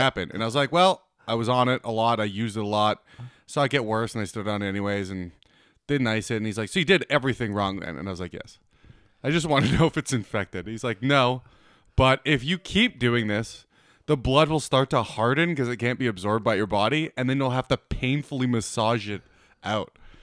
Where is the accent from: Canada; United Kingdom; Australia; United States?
Canada; Manitoba; moved away; I grew up in Manitoba